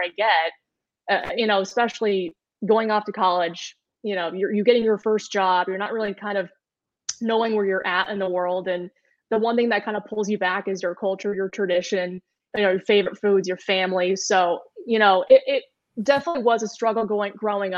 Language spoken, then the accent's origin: English; Indiana, United States; moved away as an adult; also born or lived in Boston / Los Angeles; now in Wisconsin, United States; I grew up in the Midwest